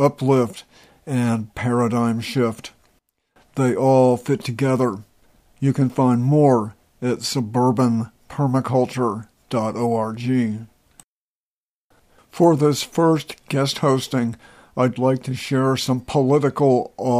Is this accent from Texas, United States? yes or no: yes; Dallas, Texas, United States; also born or lived in Poughkeepsie, New York; now in Eugene, United States; I was born in Poughkeepsie, New York. My mom, dad, and two older brothers, and myself moved to suburban Dallas, Texas when I was 6